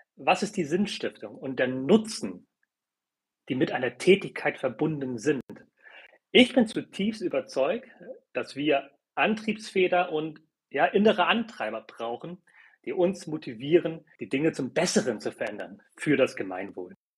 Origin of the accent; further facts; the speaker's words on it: Hamburg, Germany; German is a second language; Ich bin zum Beispiel in einem Viertel groß geworden in Hamburg, ähm, wo nahezu alle Kinder aus Zuwandererfamilien kamen. Ich konnte gar kein Deutsch, als ich eingeschult wurde